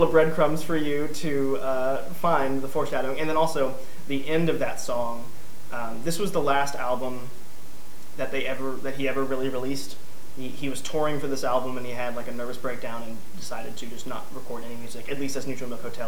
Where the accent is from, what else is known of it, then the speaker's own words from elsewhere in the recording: Louisville, Kentucky, United States; Louisville, where I'm from